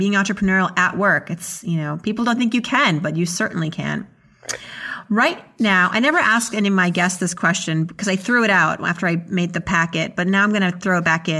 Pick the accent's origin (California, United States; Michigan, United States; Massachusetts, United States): Massachusetts, United States; Worcester; born there; Where in Massachusetts? I was born in Worcester.